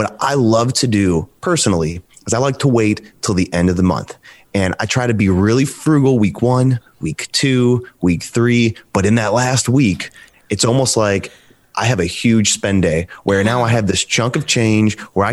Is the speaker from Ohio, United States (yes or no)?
yes; Cleveland, Ohio, United States; now in Cincinnati, United States; I'm from the Cleveland area. Right now, I'm currently living in Cincinnati.